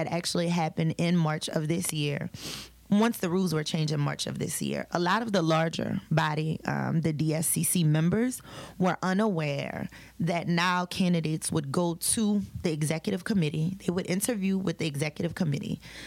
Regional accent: Louisiana, United States; I am from Louisiana

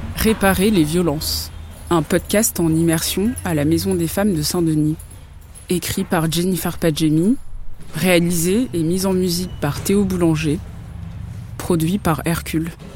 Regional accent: Lebanon; je suis née au Liban en 1959.

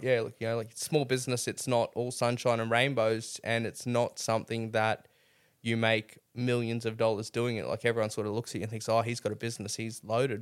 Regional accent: Mackay, Queensland, Australia; now in Rockhampton, Australia; I grew up in Mackay

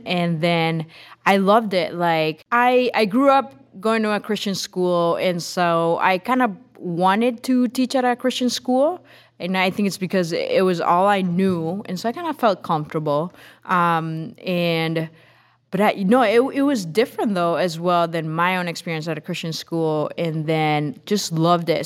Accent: Tegucigalpa, Francisco Morazán, Honduras; English is a second language; moved away as an adult; now in Holland, Michigan, United States; was born and grew up in Honduras, in Tegucigalpa

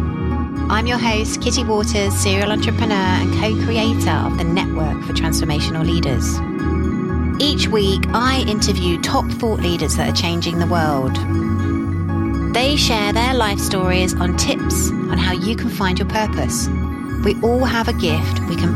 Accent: Yorkshire and the Humber, United Kingdom; accent: Yorkshire; going to Broughton Hall, my Yorkshire accent, which is up in Yorkshire

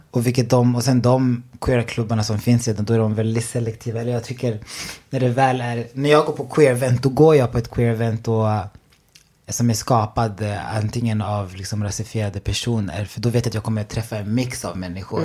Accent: Enköping, Uppsala County, Sweden; also born or lived in Burundi; Jag är från Enköping, men jag är född i Burundi. Ah. Men flyttade till Sverige 2003.

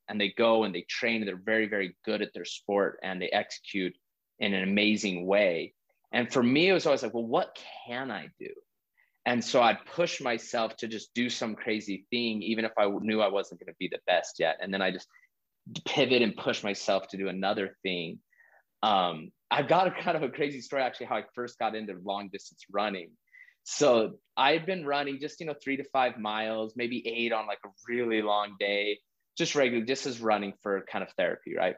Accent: Utah, United States; moved away as an adult; also born or lived in Hawaii / Texas; I was born and raised in Utah. I've lived all over the country

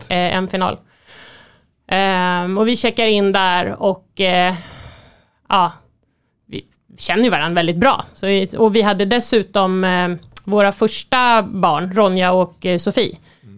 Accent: Sweden; som svensk

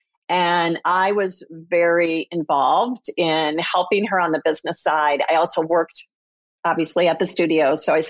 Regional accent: Minnesota, United States; I grew up in Minnesota

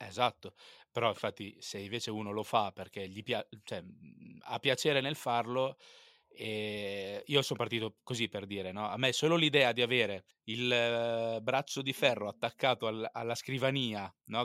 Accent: Pesaro, Marche, Italy; also born or lived in Turin; sono nato a Torino, ma vivo a Pesaro, appunto dove vivi anche te

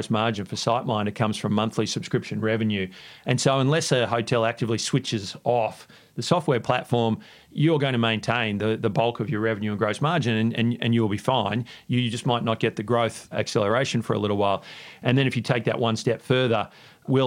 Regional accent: Queensland, Australia; moved away; also born or lived in New York / London; I grew up in Queensland

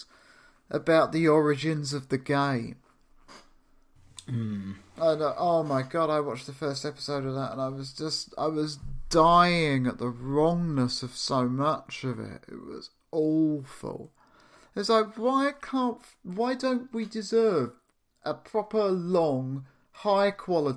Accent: London, United Kingdom; also born or lived in the countryside; I'm from London

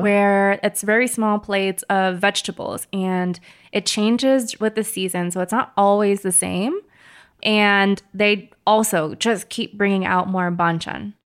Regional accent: Hawaii, United States; moved away; I'm originally from Hawaii, or Hawaii

